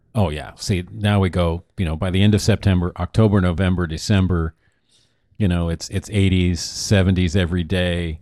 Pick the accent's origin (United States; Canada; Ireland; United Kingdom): United States; Oregon; moved away as an adult; now in Arizona, United States; Now we're from Oregon